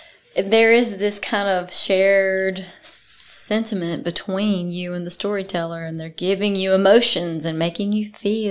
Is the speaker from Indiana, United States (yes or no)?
no; South Mississippi, United States; now in Athens, United States; I'm from South Mississippi